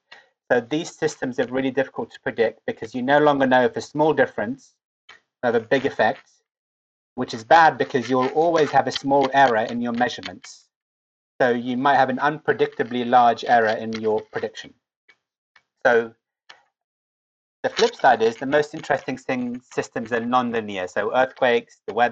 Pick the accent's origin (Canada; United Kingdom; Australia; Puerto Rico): United Kingdom; Cambridge, East of England; also born or lived in Lebanon; I got to go to Cambridge in my hometown.